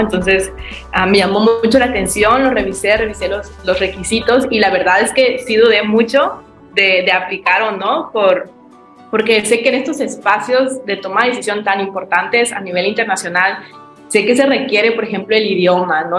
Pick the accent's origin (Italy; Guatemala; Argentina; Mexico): Mexico; Juchitán, Oaxaca; yo soy originaria de la Ventosa, Juchitán, Oaxaca, indígena zapoteca